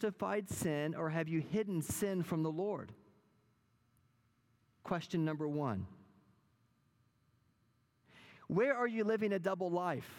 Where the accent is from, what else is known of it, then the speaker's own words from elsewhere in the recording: Wichita Falls, Texas, United States; my hometown many years ago when I was growing up